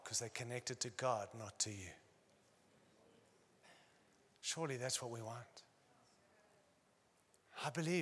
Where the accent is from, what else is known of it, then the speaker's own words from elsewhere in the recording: United States; moved away; also born or lived in Australia; I'm American